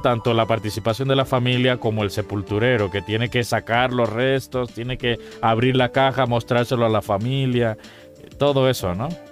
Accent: Cuba; moved away; En mi tierra, en mi país, Cuba

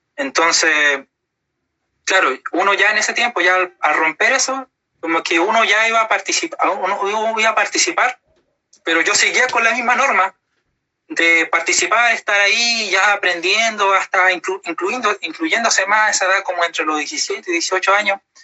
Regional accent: Puerto Montt, Los Lagos, Chile; me nací, me crié todo acá en Puerto Montt

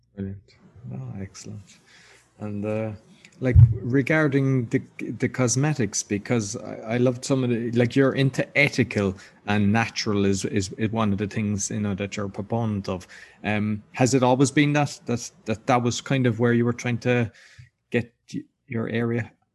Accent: Ireland; I'm Irish.

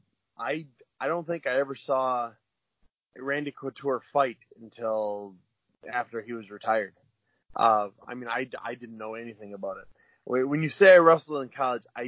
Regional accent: Wisconsin, United States; moved away; I was born and raised in Wisconsin

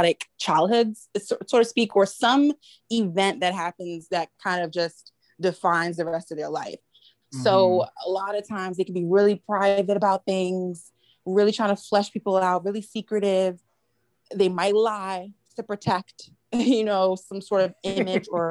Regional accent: New York City, New York, United States; as a New Yorker

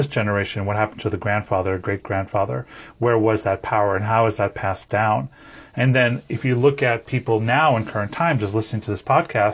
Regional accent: New York, United States; I was born in New York, in the East Coast in the 70s

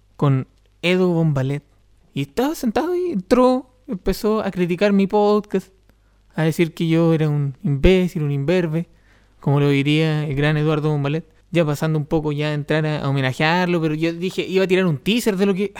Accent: Los Ángeles, Biobío, Chile; Yo soy de Los Ángeles

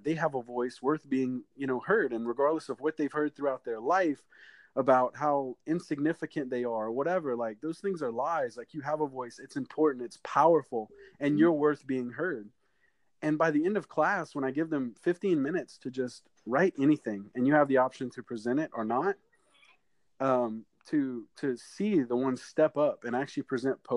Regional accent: Houma, Louisiana, United States; I'm from Houma, Louisiana

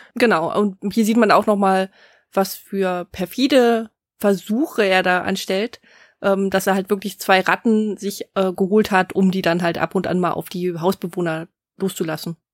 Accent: Germany; hier bei uns in Deutschland

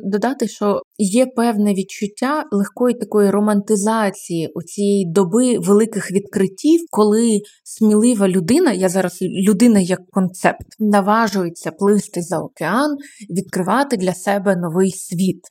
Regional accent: Kyiv, Ukraine; я теж ну якби виросла в Києві, народилась тут

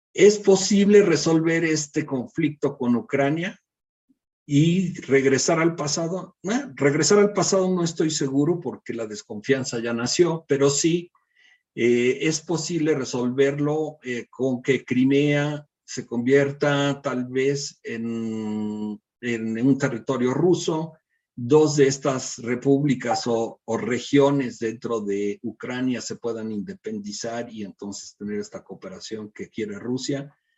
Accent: Mexico

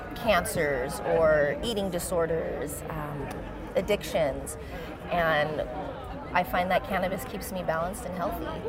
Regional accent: Manteca, California, United States; also born or lived in Hayward, California / East Oakland, California; Through high school, I grew up in Manteca, California

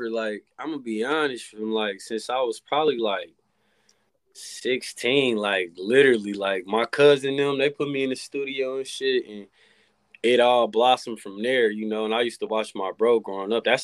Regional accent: Kansas City, Missouri, United States; Kansas City, Missouri. Yep.

